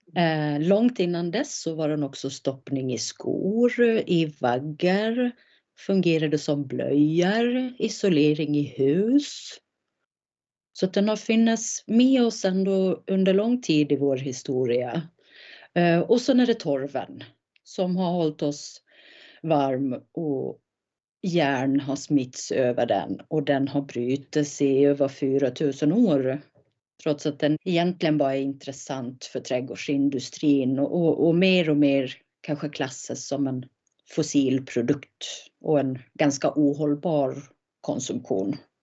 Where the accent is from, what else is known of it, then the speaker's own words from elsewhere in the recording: Gotland, Sweden; jag är uppvuxen, född och uppvuxen på Gotland